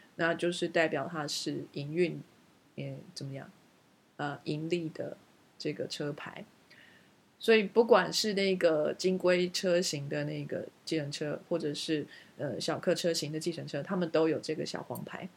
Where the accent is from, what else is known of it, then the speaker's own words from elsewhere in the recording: Taiwan; now in United Kingdom; 我们台湾人绝对可以办得到如鱼得水地在伦敦开车